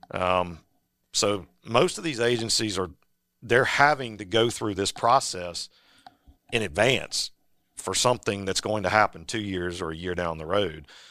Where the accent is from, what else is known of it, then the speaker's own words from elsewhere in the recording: Virginia, United States; I grew up in Virginia